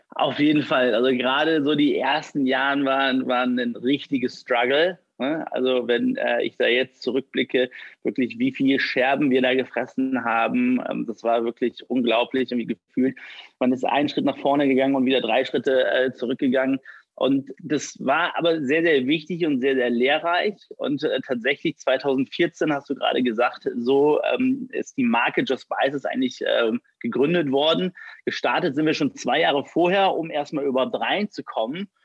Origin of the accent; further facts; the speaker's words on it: Düsseldorf, North Rhine-Westphalia, Germany; 33, gebürtig aus Düsseldorf und hier in Düsseldorf sitzen wir auch